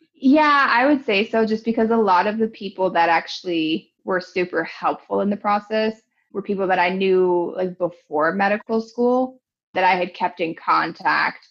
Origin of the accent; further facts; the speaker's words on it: Cleveland, Ohio, United States; moved away as an adult; also born or lived in Grand Rapids, Michigan / Grenada; now in Kansas City, United States; I am originally from Cleveland, Ohio. I grew up there, into high school there.